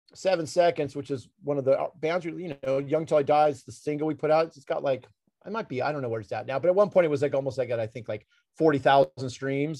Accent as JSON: {"language": "English", "town": "Los Angeles", "region": "California", "country": "United States", "said": "I'm from from Los Angeles"}